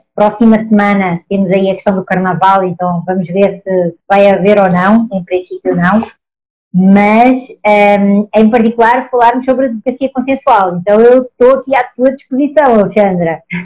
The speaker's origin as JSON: {"language": "Portuguese", "country": "Portugal", "accent": "Portuguese", "moved": "as an adult", "lives_now": "Brazil", "said": "Eu, com este meu sotaque, óbvio, sou portuguesa, mas eu estou no Brasil. Estou no Brasil desde 2013"}